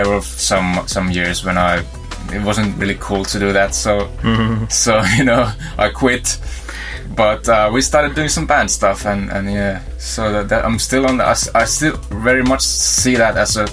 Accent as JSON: {"language": "English", "town": "Kiuruvesi", "region": "North Savo", "country": "Finland", "moved": "yes", "said": "I'm originally from Kiuruvesi. It's about 5 hours drive from here."}